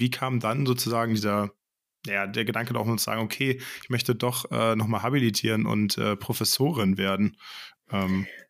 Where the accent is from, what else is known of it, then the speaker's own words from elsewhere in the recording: Hamburg, Germany; moved away; ich komme gebürtig aus Hamburg.